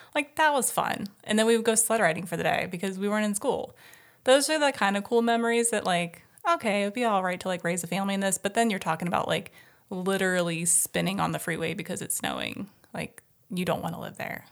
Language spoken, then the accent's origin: English; Midwest, United States; moved away as an adult; also born or lived in Ohio / Columbus; now in California, United States; born and raised in the Midwest